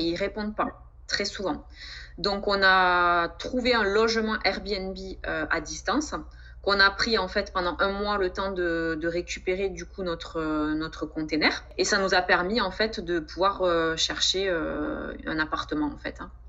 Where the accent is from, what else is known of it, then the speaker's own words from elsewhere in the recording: Montauban, Occitania, France; moved away as an adult; also born or lived in Lot-et-Garonne; now in French Guiana; je suis originaire du sud-ouest de la France, donc je suis née à Montauban